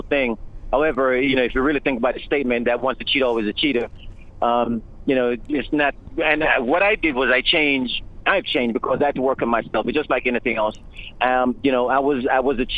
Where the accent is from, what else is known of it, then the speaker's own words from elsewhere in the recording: Jamaica; I grew up in a Jamaican culture. I grew up in Jamaica